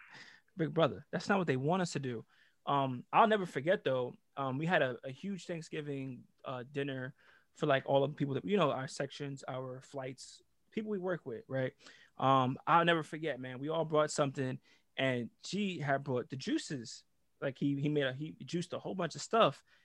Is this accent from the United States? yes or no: no; Jamaica; I'm Jamaican too